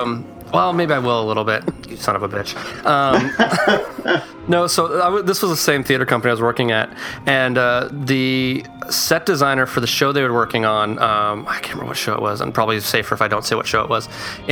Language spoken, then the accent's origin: English; California, United States; from Southern California, and I am designing a few shows in Utah coming this summer